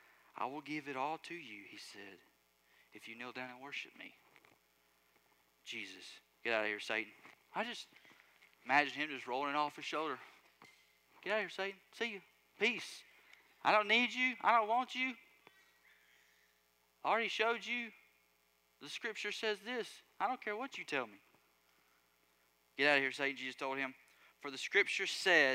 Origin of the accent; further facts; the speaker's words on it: Alabama, United States; I'm from Alabama